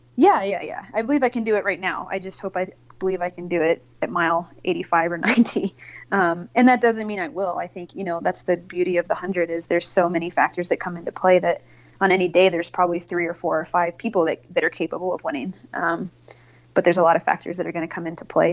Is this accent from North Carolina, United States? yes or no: yes; North Carolina, United States; moved away as an adult; now in Colorado, United States; I grew up in North Carolina